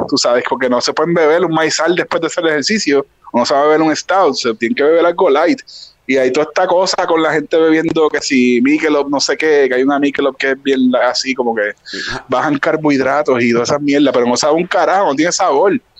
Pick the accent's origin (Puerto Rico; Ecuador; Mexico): Puerto Rico; Ponce; yo crecí en Ponce.